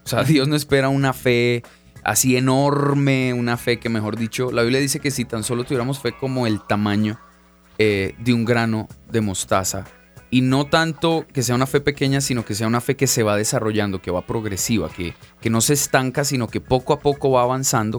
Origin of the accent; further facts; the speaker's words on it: Bogotá, Colombia; vengo de Bogotá, Colombia, soy colombiano